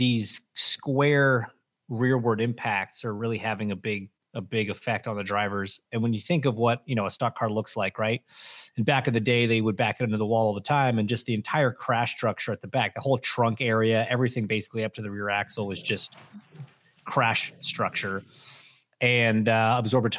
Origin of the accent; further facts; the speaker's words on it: Canada; as a Canadian whose mother was born in the same town, Timmins, Ontario